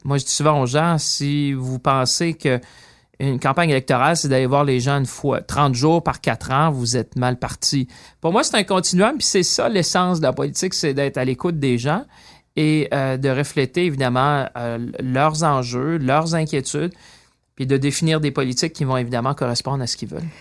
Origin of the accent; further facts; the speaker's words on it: Shawinigan, Quebec, Canada; moved away as an adult; also born or lived in Greenfield Park, Quebec / London; je viens de Shawinigan